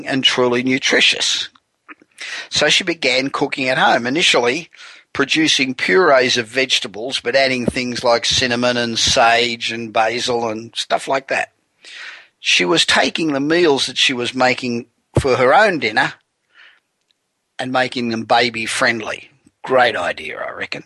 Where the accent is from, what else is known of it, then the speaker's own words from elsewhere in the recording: Los Angeles, California, United States; Coming to you this week from my hometown of sunny, warm Los Angeles